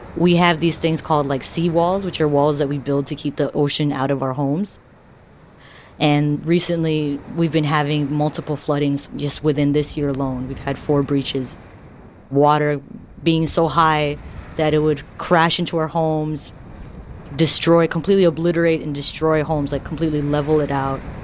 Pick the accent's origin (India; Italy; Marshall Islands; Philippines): Marshall Islands; I'm from the Marshall Islands